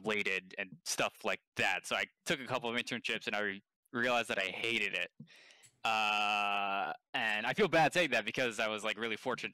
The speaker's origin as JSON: {"language": "English", "town": "Westport", "region": "Connecticut", "country": "United States", "tie": "born or raised there", "also_born_or_lived": "New York / Washington, D.C.", "moved": "as an adult", "said": "I was born in New York, and I grew up in Connecticut"}